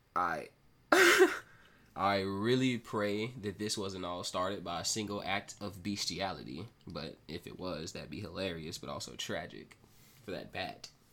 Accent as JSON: {"language": "English", "region": "Mississippi", "country": "United States", "said": "here over in my home state of Mississippi"}